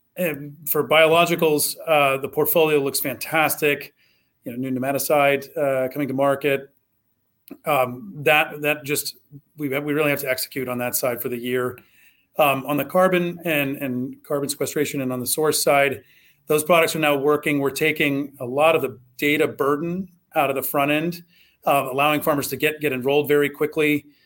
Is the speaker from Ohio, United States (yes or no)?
yes; Southwest Ohio, United States; I grew up in Southwest Ohio